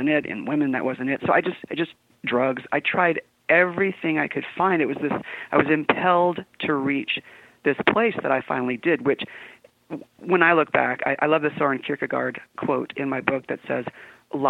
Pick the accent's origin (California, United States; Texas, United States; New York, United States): California, United States; San Diego; moved away as an adult; now in Utah, United States; I was born and raised in San Diego.